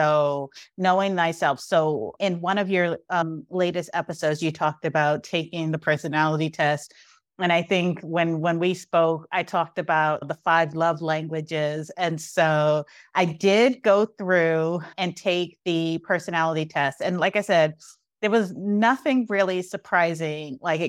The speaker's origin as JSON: {"language": "English", "town": "Brooklyn", "region": "New York", "country": "United States", "tie": "born or raised there", "said": "because I grew up like in Brooklyn in the 80s."}